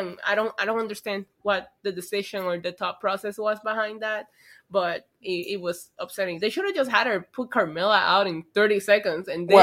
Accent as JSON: {"language": "English", "region": "New York", "country": "United States", "said": "as a New Yorker"}